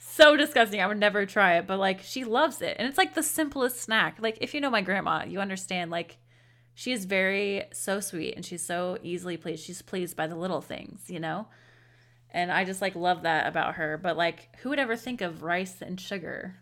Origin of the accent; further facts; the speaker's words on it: United States; we're woefully American, or, um, I should say U S A. We're woefully U S A-ins.